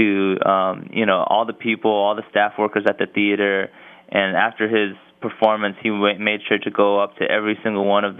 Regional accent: Los Angeles, California, United States; growing up in Los Angeles

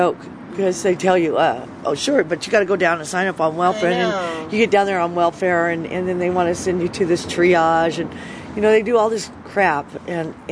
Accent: Bakersfield, California, United States; now in San Francisco, United States; I grew up in Bakersfield, California

